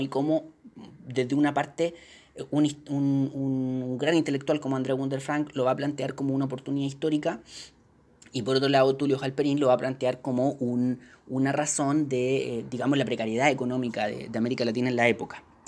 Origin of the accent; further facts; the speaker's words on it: Chile; Uno como chileno